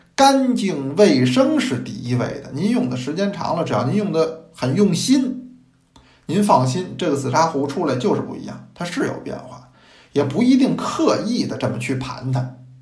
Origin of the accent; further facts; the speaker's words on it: China; 因为我们中国人是爱茶的民族